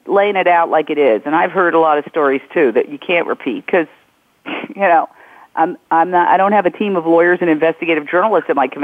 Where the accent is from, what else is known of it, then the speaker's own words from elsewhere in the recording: New York, United States; I grew up in New York, and I know the whole scene.